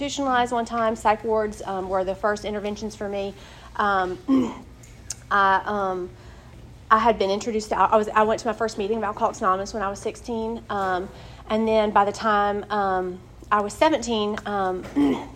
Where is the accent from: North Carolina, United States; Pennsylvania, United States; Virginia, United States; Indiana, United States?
North Carolina, United States; Wilson; now in Durham, United States; I'm from Wilson, North Carolina. I'm from a great family